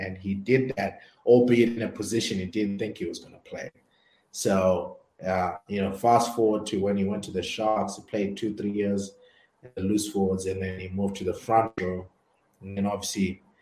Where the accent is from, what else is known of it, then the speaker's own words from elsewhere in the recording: Zimbabwe; So we grew up together in Zimbabwe